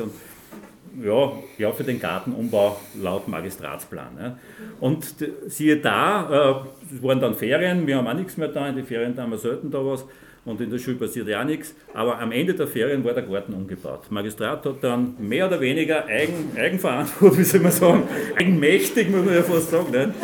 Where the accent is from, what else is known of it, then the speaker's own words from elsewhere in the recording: Linz, Upper Austria, Austria; ich bin ein Linzer zwar, aber kein Frankfurtler.